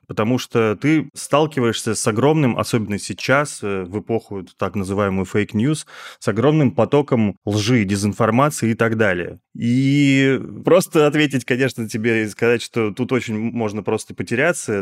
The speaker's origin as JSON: {"language": "Russian", "country": "Russia", "said": "мы из России"}